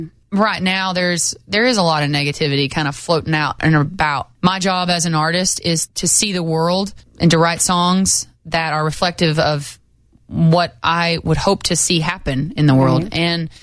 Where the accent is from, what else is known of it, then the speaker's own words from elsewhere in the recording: Lamar, Colorado, United States; I'm from Colorado, but I grew up 8 hours from Montrose